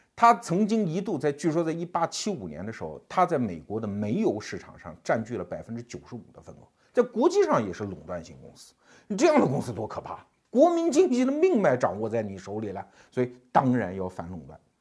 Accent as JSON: {"language": "Chinese", "country": "China", "said": "我们中国人"}